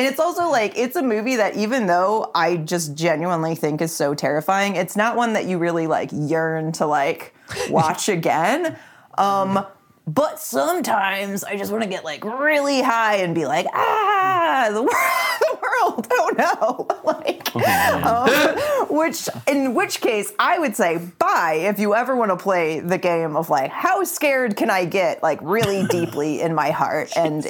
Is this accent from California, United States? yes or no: yes; California, United States; I'm from California. I'm so used to it not even being the teensiest